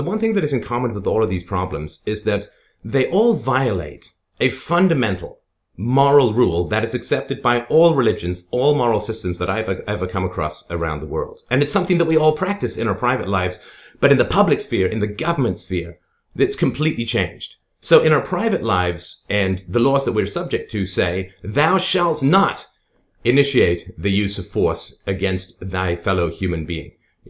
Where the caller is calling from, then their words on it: Canada; I am contacting you from Canada, or as it's colloquially known in the U.S., the future of your healthcare.